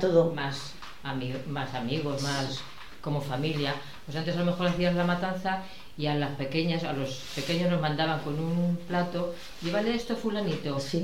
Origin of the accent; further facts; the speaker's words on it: Olmeda del Rey, Castilla-La Mancha, Spain; la primera vez que toré fue con mi padre aquí en mi pueblo, con seis años